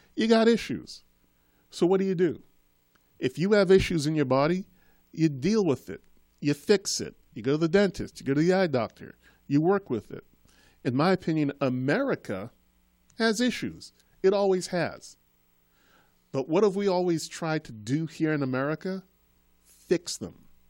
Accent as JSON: {"language": "English", "town": "Boston", "region": "Massachusetts", "country": "United States", "tie": "born or raised there", "also_born_or_lived": "Trinidad", "said": "I'm from Trinidad. I was born in Trinidad. Um, when I was a child, I had a very thick Caribbean Trinidadian accent. And sometime around the, um, just as I got into high school, growing up in Boston, my accent faded"}